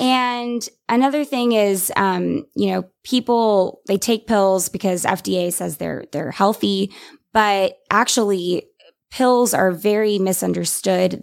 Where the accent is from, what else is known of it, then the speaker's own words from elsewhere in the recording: San Antonio, Texas, United States; moved away as an adult; now in Austin, United States; I am from San Antonio, but moved to Austin seven years ago for college